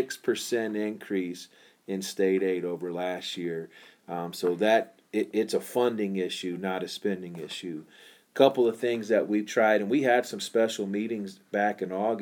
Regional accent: Ocala, Florida, United States; I grew up in Ocala, Florida.

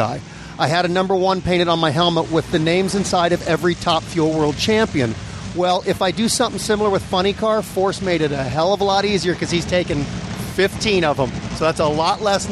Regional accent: Los Angeles, California, United States; now in Norco, United States; I grew up in Granada Hills in the San Fernando Valley. We moved out to Norco 3 years ago

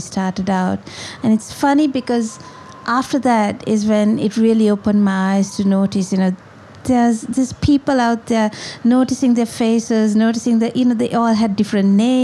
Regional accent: Colombo, Western Province, Sri Lanka; moved away as an adult; now in Kandy, Sri Lanka; I was born in Colombo, and then when I got married, I moved to Kandy. So I live in Kandy now

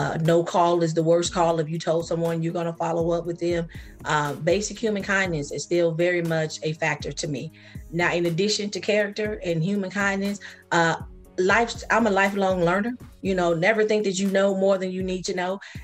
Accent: Sacramento, California, United States; accent: Geechee; moved away as an adult; now in Georgia, United States; I grew up in Sacramento.

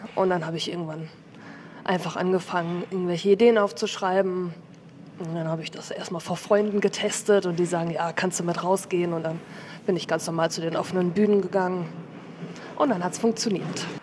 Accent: Hamburg, Germany; bin 35 Jahre alt und komme aus Hamburg

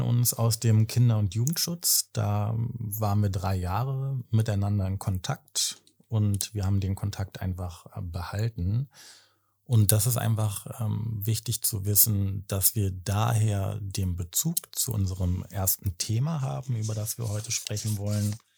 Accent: Berlin, Germany; 35, komme aus Berlin.

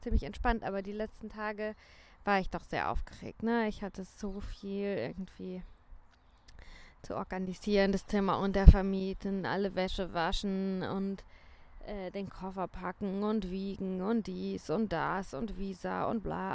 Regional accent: St. Leon-Rot, Baden-Württemberg, Germany; moved away as an adult; also born or lived in Sal, Cape Verde; Ich komme aus St. Leon Roth. Ich habe noch nie nicht in Deutschland gelebt.

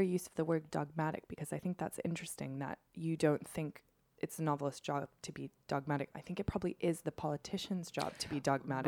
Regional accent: United States; as somebody growing up in America

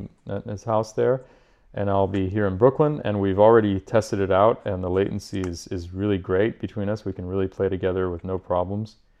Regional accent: Paris, Île-de-France, France; moved away as an adult; also born or lived in Edinburgh / Boston; now in New York, United States; growing up in Paris, I went to the conservatory and studied classical music

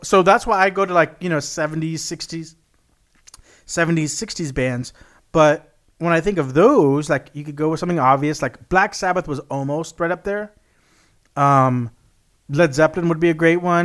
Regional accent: South Texas, United States; I grew up in South Texas, which is very flat

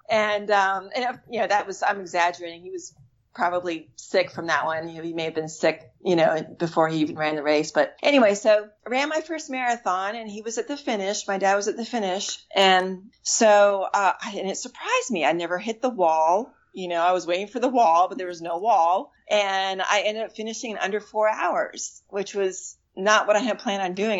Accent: Washington, District of Columbia, United States; moved away; I'm from the Washington, D.C. area originally

